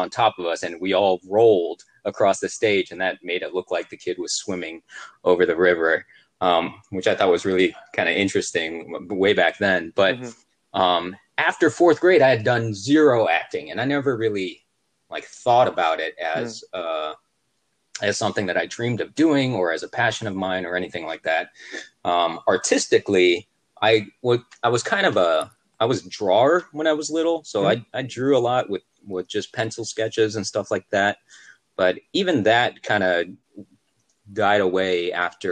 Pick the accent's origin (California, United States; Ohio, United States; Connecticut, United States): Ohio, United States; Cleveland; moved away as an adult; also born or lived in Michigan; now in Atlanta, United States; I grew up in Cleveland, Ohio, went to college in Michigan